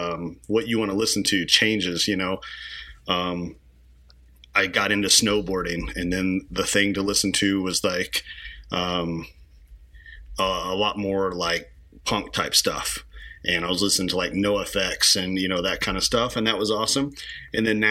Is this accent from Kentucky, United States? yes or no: yes; Kentucky, United States; moved away; growing up in Kentucky initially